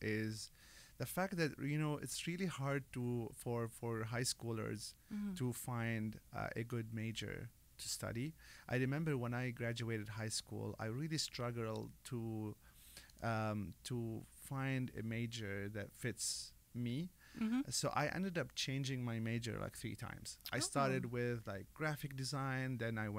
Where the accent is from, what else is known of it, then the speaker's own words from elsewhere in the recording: Lebanon; moved away as an adult; also born or lived in Dubai; now in United States; I come from a beautiful country of Lebanon. It's nice. A faraway country, 20 hours flight.